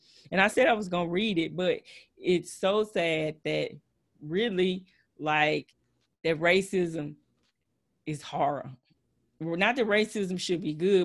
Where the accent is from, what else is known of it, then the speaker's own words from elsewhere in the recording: Texas, United States; accent: Texas twang; I know I'm a little country. I know I have a little Texas twang